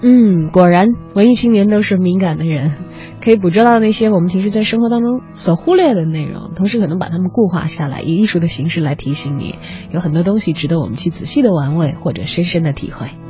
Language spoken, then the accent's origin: Chinese; Beijing, China; 我们作为北京人